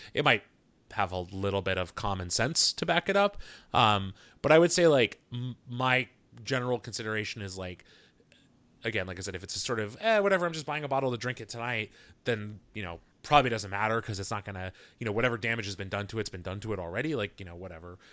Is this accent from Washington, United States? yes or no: yes; Seattle, Washington, United States; also born or lived in New York City; here in my hometown of Seattle